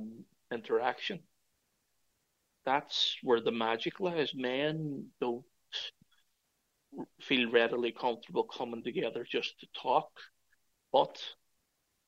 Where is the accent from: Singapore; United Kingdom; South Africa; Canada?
United Kingdom; Derry, Northern Ireland; moved away as an adult; now in Cork, Ireland; myself, as a Northern Irish man